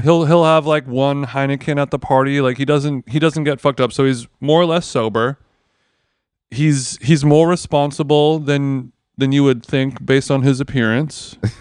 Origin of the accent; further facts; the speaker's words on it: Orange County, California, United States; growing up in Orange County, as a child